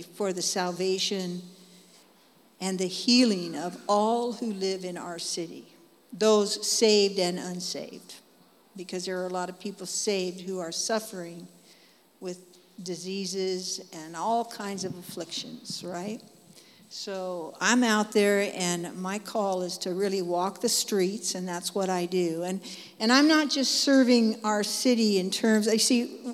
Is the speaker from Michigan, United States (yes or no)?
no; Dallas, Oregon, United States; I come from Dallas, Oregon, and I live there.